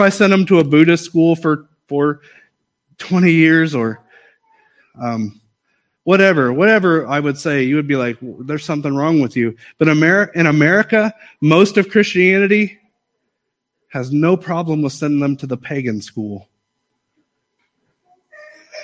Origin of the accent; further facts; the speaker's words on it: United States; I am an American